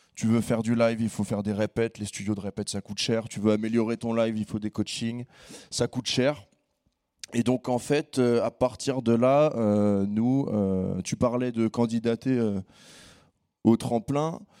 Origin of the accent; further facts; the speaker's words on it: Conflans-Sainte-Honorine, Île-de-France, France; on est de Conflans.